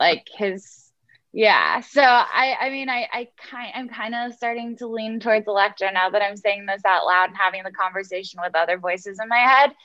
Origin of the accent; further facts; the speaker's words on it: Houston, Texas, United States; I'm from Houston.